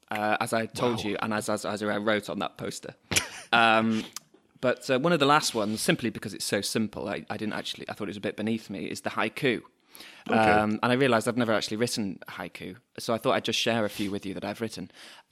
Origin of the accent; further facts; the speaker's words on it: France; I grew up in France.